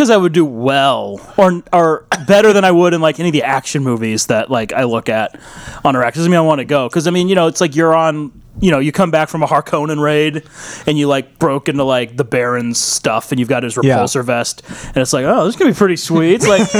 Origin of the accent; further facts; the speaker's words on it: Brooklyn, New York, United States; I'm from Brooklyn. I don't got time for this shit.